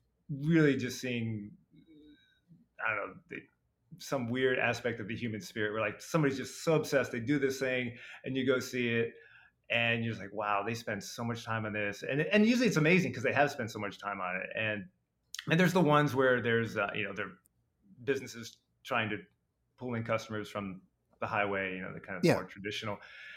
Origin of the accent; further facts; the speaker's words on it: Ohio, United States; I grew up in Northeast Ohio, near Kent State.